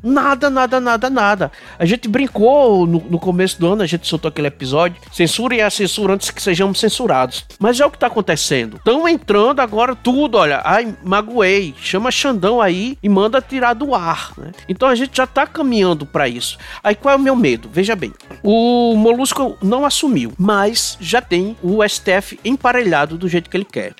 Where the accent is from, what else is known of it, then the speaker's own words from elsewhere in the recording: Paraíba, Brazil; A minha terrinha foi a que deu um menor crescimento aqui no Nordeste